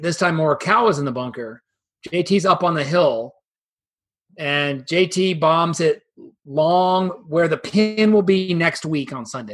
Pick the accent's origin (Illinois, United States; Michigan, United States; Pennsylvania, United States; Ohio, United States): Ohio, United States; Dublin; here in my hometown in uh, Dublin, Ohio